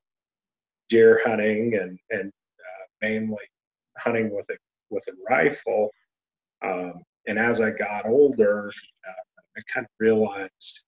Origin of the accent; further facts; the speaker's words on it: Broken Bow, Nebraska, United States; also born or lived in Cody, Nebraska / Ainsworth, Nebraska / Chadron, Nebraska / Ogallala, Nebraska; grew up in Nebraska. And I say Nebraska in general because you name a corner of Nebraska, I lived there.